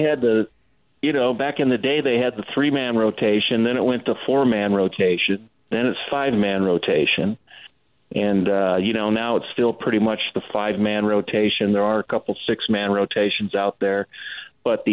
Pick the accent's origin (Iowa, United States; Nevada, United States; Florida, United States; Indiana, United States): Nevada, United States; Las Vegas; here in my hometown.